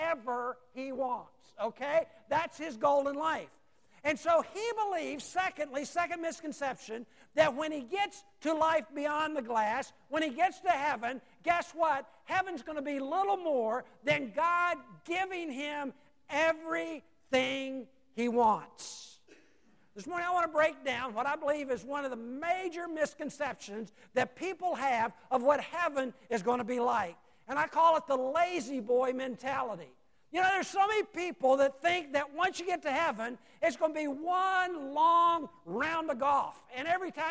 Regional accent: Roanoke, Virginia, United States; also born or lived in Salem, Virginia; I came from Roanoke, Virginia, Salem, Virginia, down to Chesterfield

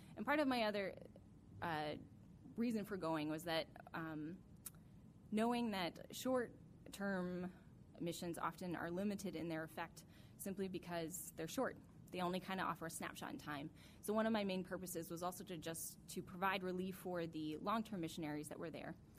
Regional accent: Alaska, United States; growing up in Alaska

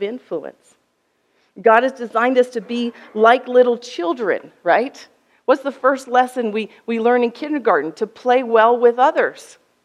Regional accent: United States; I'm American from the West

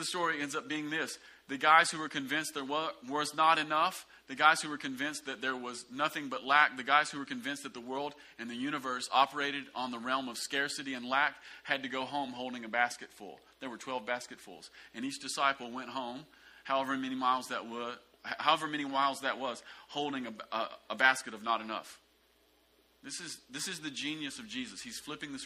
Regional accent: the South, United States; a lot of us growing up in the South, we came into the kingdom

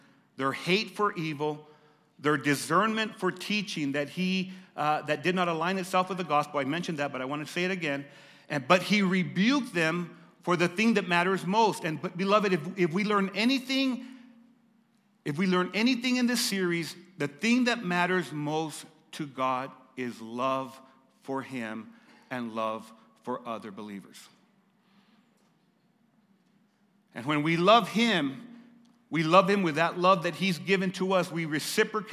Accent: United States; I love being an American

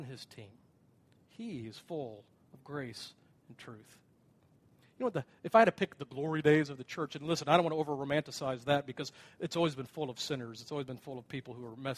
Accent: United States; as an American

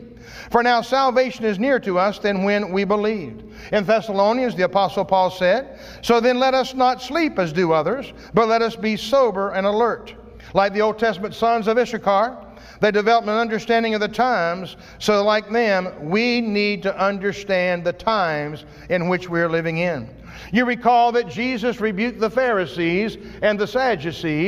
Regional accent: United States; As an American, as a Christian living in America

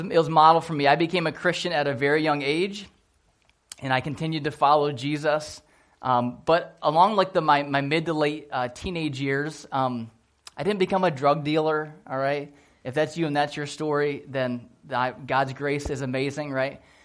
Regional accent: Port Huron, Michigan, United States; I grew up in Port Huron, Michigan

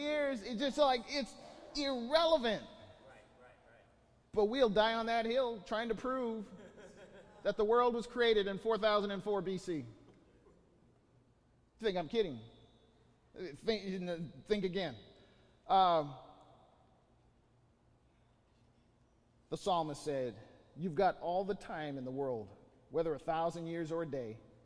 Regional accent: Bakersfield, California, United States; civil engineer by vocation, from Bakersfield

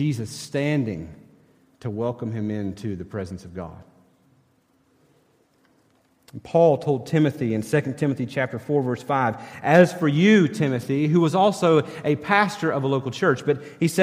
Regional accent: East Tennessee, United States; growing up in East Tennessee

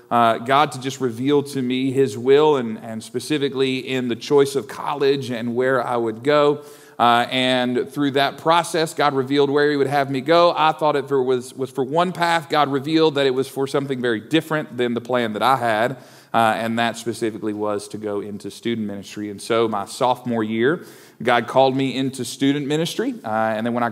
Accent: Owensboro, Kentucky, United States; I grew up in Owensboro, Kentucky, so just to the west of here, down the river a little ways

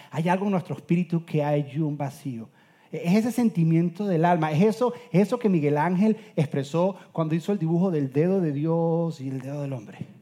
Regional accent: Venezuela; soy venezolano

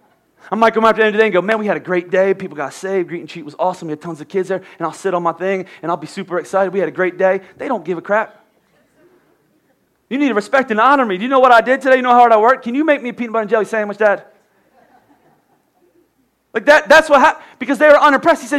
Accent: Philadelphia, Pennsylvania, United States; I'm from Philly

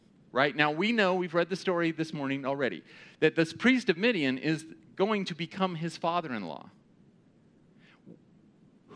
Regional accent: Pasadena, California, United States; I grew up in Pasadena

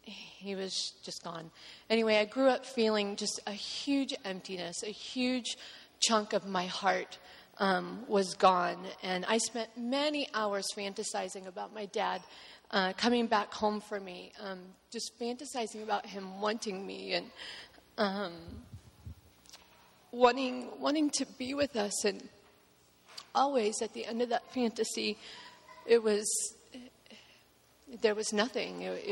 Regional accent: Hepzibah, Georgia, United States; born there; I was born in Georgia in the small town of Hepzibah. You have to say it with a southern accent, otherwise you don't pronounce it correctly. It's Hepzibah, Georgia.

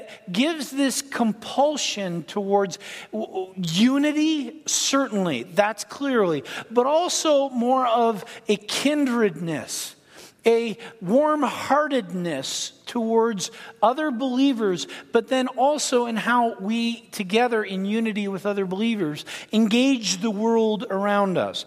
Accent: Ontario, Canada; now in United States; I'm Canadian. I was born in Ontario, Canada, but I was born to an American in Canada

